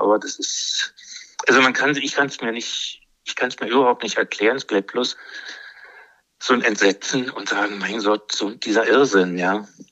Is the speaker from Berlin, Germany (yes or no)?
yes; Berlin, Germany; now in Brandenburg, Germany; ich bin äh, Berliner